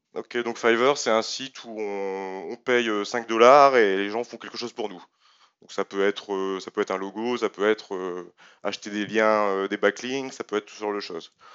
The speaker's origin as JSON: {"language": "French", "country": "France", "said": "suis français"}